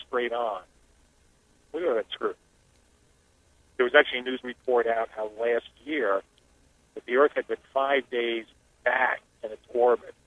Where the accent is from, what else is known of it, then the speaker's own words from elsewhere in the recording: Newark, New Jersey, United States; moved away; I grew up in Newark, New Jersey.